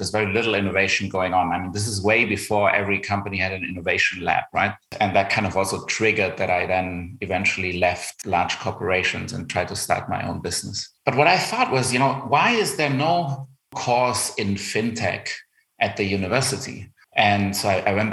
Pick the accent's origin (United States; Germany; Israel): Germany; accent: German; English is a second language; you spot my German accent. So I grew up in Germany. My dad's from Argentina